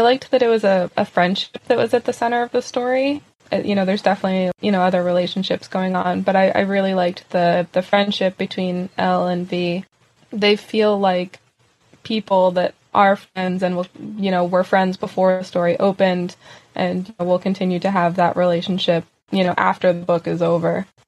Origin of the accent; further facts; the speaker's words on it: Pennsylvania, United States; As someone who's born and raised in Pennsylvania